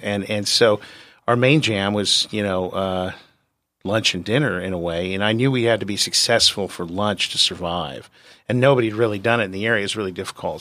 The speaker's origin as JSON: {"language": "English", "town": "San Diego", "region": "California", "country": "United States", "tie": "born or raised there", "said": "I'm born and raised in San Diego"}